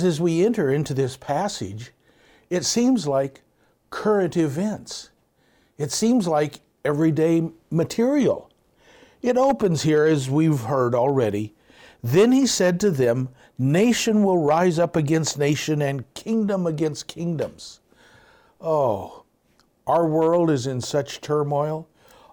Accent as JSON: {"language": "English", "region": "Southern California", "country": "United States", "said": "I'm from Southern California area."}